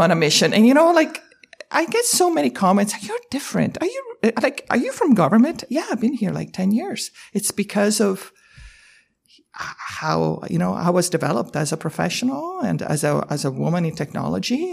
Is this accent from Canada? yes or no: yes; Canada; as a Canadian